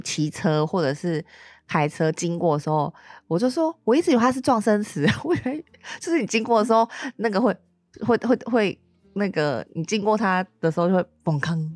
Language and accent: Chinese; Tainan, Taiwan; first language Mandarin; 虽然我是台南人，嗯但是我的台语很差，就是哦因为对虽然我家人都会讲台语